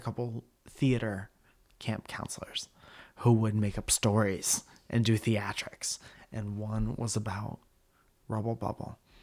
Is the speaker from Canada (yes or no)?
no; Connecticut, United States; born or raised there